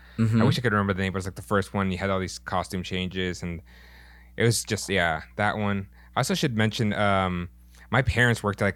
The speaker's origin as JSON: {"language": "English", "town": "Issaquah", "region": "Washington", "country": "United States", "tie": "born or raised there", "said": "It was called Illusions. It was in Issaquah, Washington"}